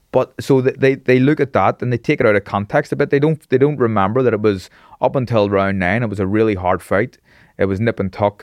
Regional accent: Belfast, Northern Ireland, United Kingdom; I grew up in Taggart Bay, which is a staunch loyalist

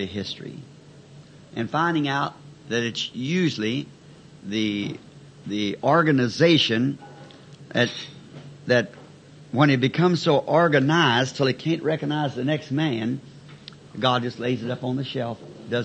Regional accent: the South, United States; I'm a Southerner

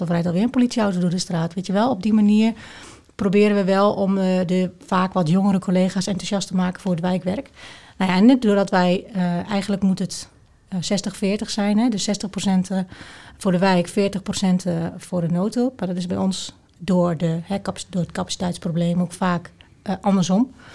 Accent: Twente, Overijssel, Netherlands; de sociale controle eigenlijk van, van de mensen binnen, binnen Twente

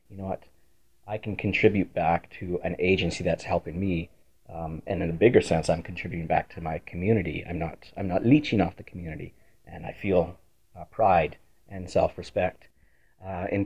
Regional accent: Winnipeg, Manitoba, Canada; I grew up in Windsor Park, middle-class area.

